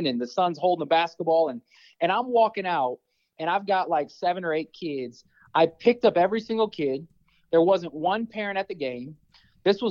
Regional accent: Omaha, Nebraska, United States; growing up in North Omaha

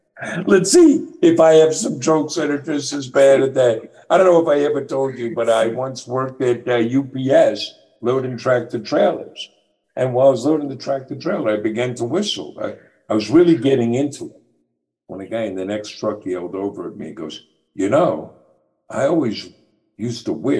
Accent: New York, United States; But, well, I'm from New York. How's he going to know where I got my shoes?

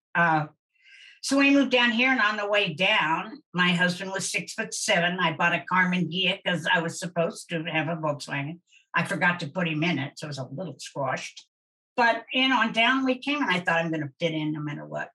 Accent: Wichita, Kansas, United States; I'm from Wichita, and there's no place to sneak

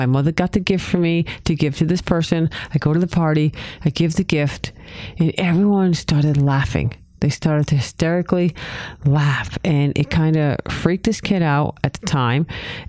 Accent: New England, United States; accent: New England; This is my New England accent.

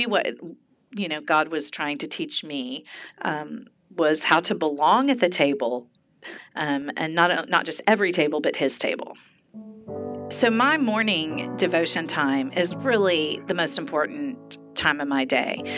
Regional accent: Dallas, Texas, United States; growing up in Dallas

